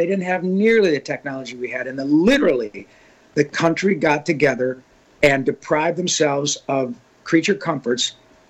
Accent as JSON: {"language": "English", "town": "Grand Blanc", "region": "Michigan", "country": "United States", "tie": "born or raised there", "moved": "yes", "said": "That's my old home. I went to high school in Grand Blanc."}